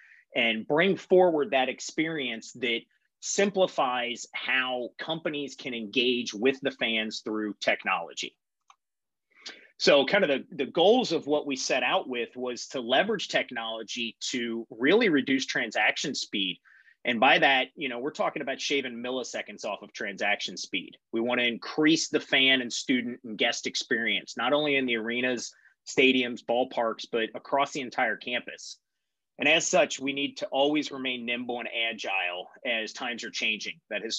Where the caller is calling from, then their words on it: Cincinnati, Ohio, United States; So like Dana said … I hail to you from Cincinnati, Ohio this morning.